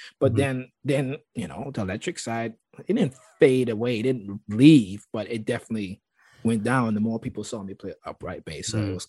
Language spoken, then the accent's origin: English; St. Thomas, U.S. Virgin Islands; when I came from when I came to Berkeley from St. Thomas